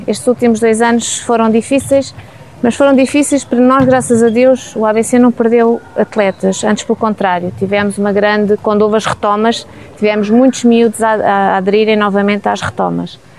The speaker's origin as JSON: {"language": "Portuguese", "town": "Alcobaça", "region": "Centro", "country": "Portugal", "tie": "born or raised there", "also_born_or_lived": "Lisbon", "moved": "as an adult", "lives_now": "Nelas, Portugal", "said": "Nasci eh, em Lisboa e vivi em Alcobaça a vida toda"}